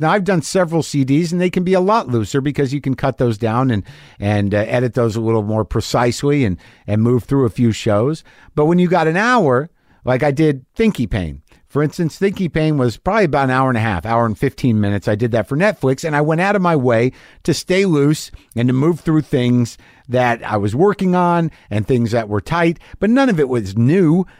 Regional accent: New Mexico, United States; moved away; also born or lived in New Jersey; I grew up in New Mexico

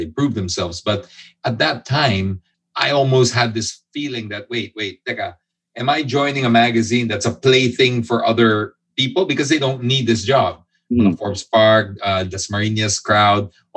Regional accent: Philippines; I'm half British, half Filipino. So made in the Philippines with imported parts

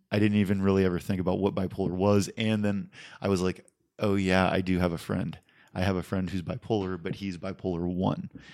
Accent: West Mifflin, Pennsylvania, United States; moved away as an adult; now in California, United States; born and raised in the same house for eighteen years in West Mifflin, Pennsylvania

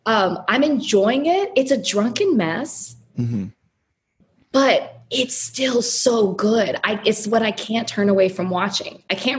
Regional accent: Dallas, Texas, United States; now in Miami, United States; Like, I'm from Dallas, and I'm disappointed.

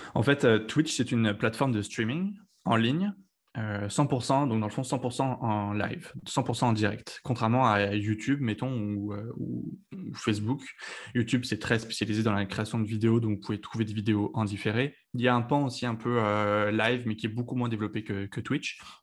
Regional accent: Lyon, Auvergne-Rhône-Alpes, France; moved away as an adult; also born or lived in Paris, France; now in Montreal, Canada; je suis originaire de Lyon en France

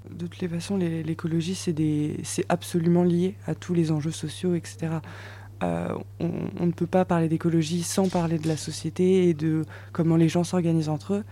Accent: Metz, Grand Est, France; moi je suis messine, je viens de Metz dans l'est de la France

